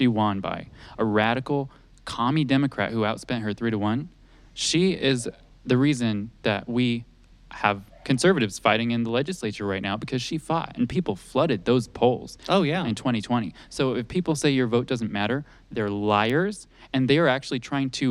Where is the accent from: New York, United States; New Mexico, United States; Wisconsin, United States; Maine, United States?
New Mexico, United States; I'm from New Mexico. I'm a native New Mexican